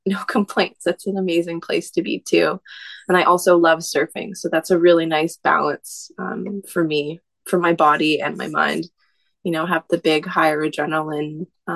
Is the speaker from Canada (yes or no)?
yes; Tsawwassen, British Columbia, Canada; I grew up in Tawasin. That's just outside of Vancouver, where you take the ferry to go to the island